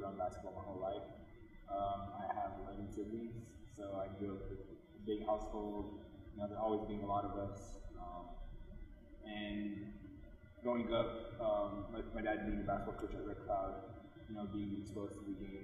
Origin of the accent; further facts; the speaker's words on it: Pine Ridge Reservation, South Dakota, United States; moved away as an adult; I'm from the Pioneer Reservation of Oglala Lakota